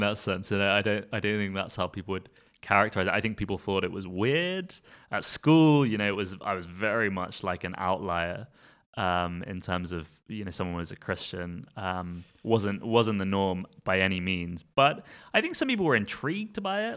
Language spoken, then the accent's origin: English; Surrey, South East England, United Kingdom; now in Belfast, United Kingdom; I was born in Surrey in England, uh, so southeast of England, um, to a South African father and a Northern Irish mother, and that's where I grew up